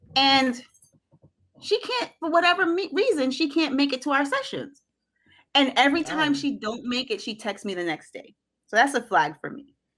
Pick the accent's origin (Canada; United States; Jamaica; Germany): Jamaica; I'm unapologetically Jamaican